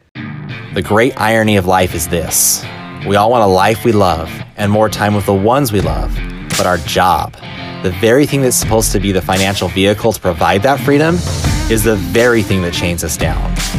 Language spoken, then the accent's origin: English; Idaho, United States; moved away; I grew up in Idaho